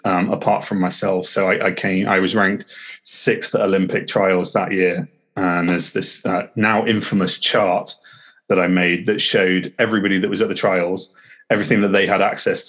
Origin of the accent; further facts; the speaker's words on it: Harrogate, Yorkshire and the Humber, United Kingdom; moved away as an adult; now in Loughborough, United Kingdom; I'm in Loughborough. I grew up in Harrogate.